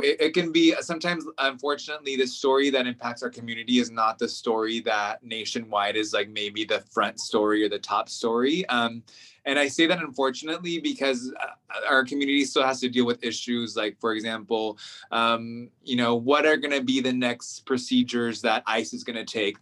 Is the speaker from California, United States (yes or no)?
yes; Central Valley, California, United States; moved away as an adult; also born or lived in Inland Empire, California; now in Washington, D.C., United States; I was um, born in the Inland Empire, but grew up in the Central Valley, so ag, the ag portion of California